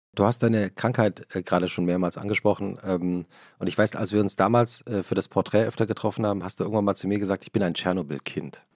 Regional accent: Butzbach, Hesse, Germany; Ich bin ja ähm äh, in Butzbach zur Schule gegangen

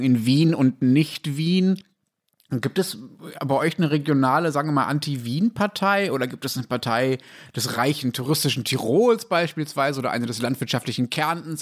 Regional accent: Germany; als Deutscher

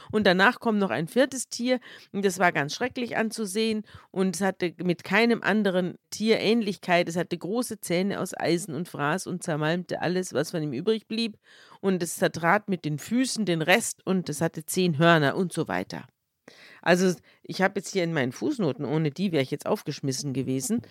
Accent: Bavaria, Germany; wir sind ja beide aus Bayern

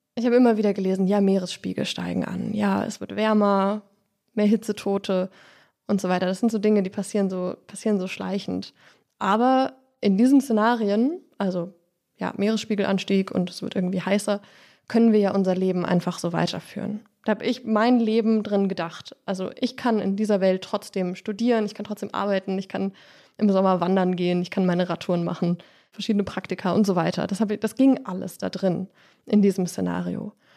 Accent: near Dresden, Saxony, Germany; Ich bin in der Nähe von Dresden aufgewachsen

